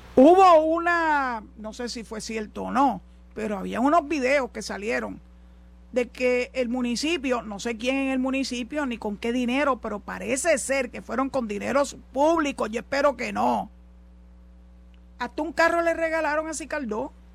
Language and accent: Spanish; Puerto Rico; los puertorriqueños, porque somos tan ciudadanos americanos como cualquiera